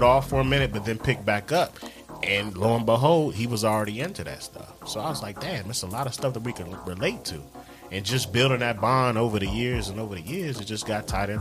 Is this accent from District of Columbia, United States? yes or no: yes; Washington, District of Columbia, United States; moved away as an adult; now in Charlotte, United States; I'm from Northwest DC. Grew up in Northwest.